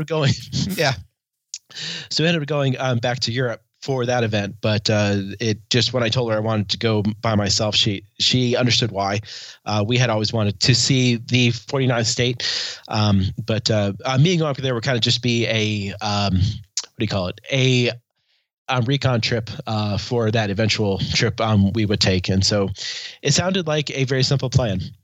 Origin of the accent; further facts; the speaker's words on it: Helena, Montana, United States; I am from the Queen City of the Rockies, Helena, Montana